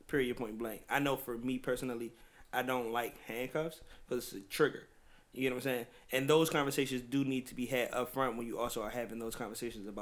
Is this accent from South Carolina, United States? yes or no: no; Washington, District of Columbia, United States; I'm not from Maryland. I'm from D.C.